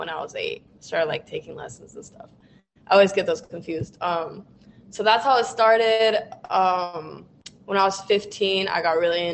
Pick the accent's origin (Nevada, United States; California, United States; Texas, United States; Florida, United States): California, United States; Ventura; moved away as an adult; now in Los Angeles, United States; I was born in LA, but I was raised in Ventura